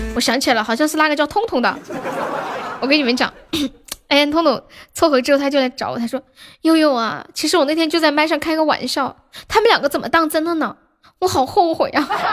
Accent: Xi'an, Shaanxi, China; 我也是西安的耶。

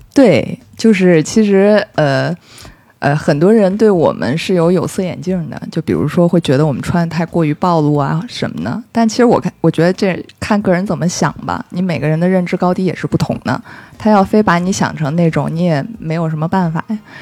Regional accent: Beijing, China; 正好我又在北京，我是北京人

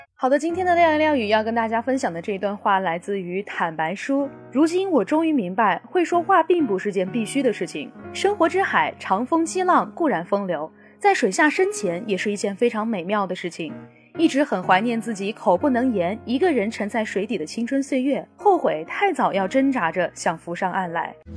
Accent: Sichuan, China; 像我们四川人啊

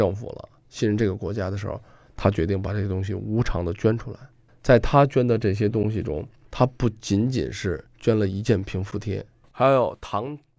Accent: China; 中国人，我想啊，咱们现在坐在这儿聊天啊，收藏啊，文化呀是什么？实际是凝聚我们中国人的一种精神。

